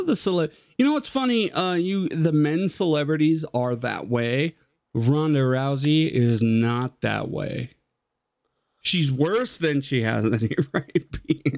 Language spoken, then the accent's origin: English; Colorado, United States; I'm from Colorado